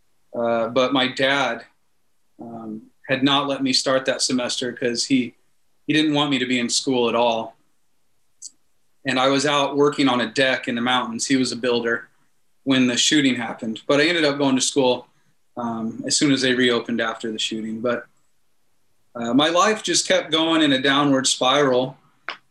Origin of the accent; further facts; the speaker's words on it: Denver, Colorado, United States; also born or lived in Kansas / Turkey; I grew up in Kansas till I was about 8 years old, and then we moved to Denver, and in Colorado